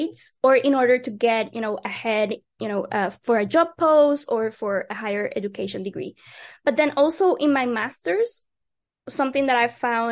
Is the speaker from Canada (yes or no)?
no; Puerto Rico; I'm from Puerto Rico and we're still a colony of the United States.